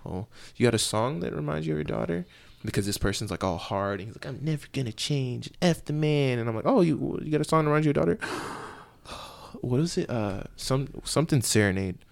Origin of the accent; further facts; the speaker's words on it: Katy, Texas, United States; I grew up in Katy